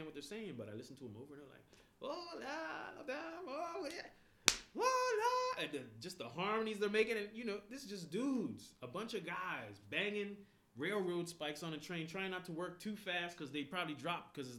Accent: Bermuda; moved away as an adult; now in Canada; I'm from Bermuda

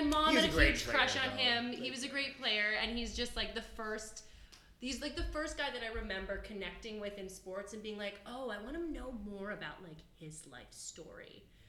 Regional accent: Toronto, Ontario, Canada; I was raised in Toronto, and one of my earliest memories is of wearing like my footy Blue Jays pajamas and watching Joe Carter hit that home run. And we lived in Little Italy

